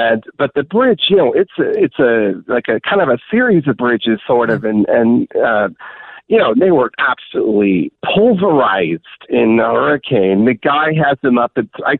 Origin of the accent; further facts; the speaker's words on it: California, United States; now in Massachusetts, United States; I grew up with in California